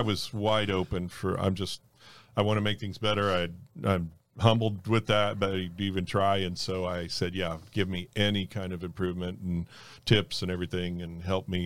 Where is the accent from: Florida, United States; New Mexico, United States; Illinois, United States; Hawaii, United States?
Florida, United States; North Miami; born or raised there; also born or lived in Fort Lauderdale, Florida